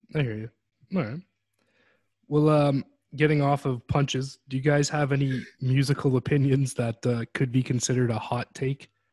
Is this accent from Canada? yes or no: yes; Canada; As a Canadian